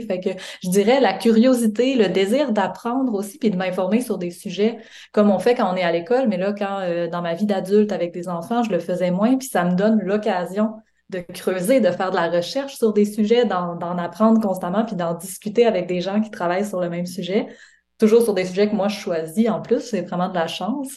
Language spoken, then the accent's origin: French; Quebec, Canada; moved away as an adult; now in Montreal, Canada; J'ai grandi au Lac-Saint-Jean